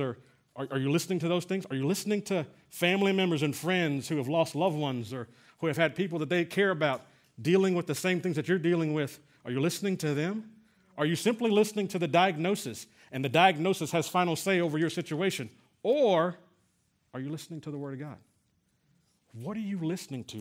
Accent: San Antonio, Texas, United States; we're from San Antonio

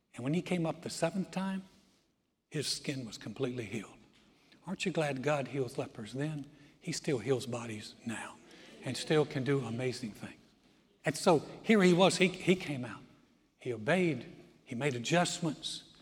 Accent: Greensboro, North Carolina, United States; moved away as an adult; now in Texas, United States; Joy and I tried to start a church in my hometown in 1989, Greensboro, North Carolina

